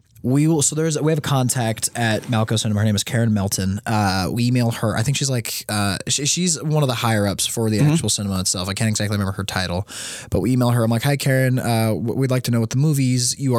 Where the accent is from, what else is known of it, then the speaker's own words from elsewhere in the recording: Las Vegas, Nevada, United States; now in Kentucky, United States; I'm originally from Las Vegas, Nevada.